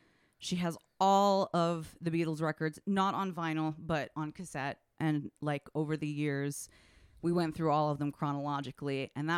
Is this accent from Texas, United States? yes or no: no; Washington, District of Columbia, United States; I grew up in Washington, D.C., and I was at the grocery store with my mom.